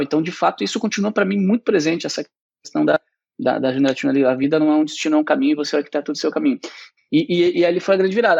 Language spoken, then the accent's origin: Portuguese; Porto Alegre, Rio Grande do Sul, Brazil; eu nasci em Porto Alegre, né? Fui criado numa família de classe média